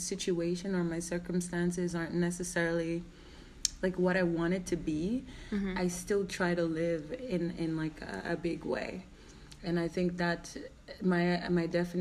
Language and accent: English; Jamaica; moved away as an adult; now in Iceland; when I was growing up, I grew up in the ghetto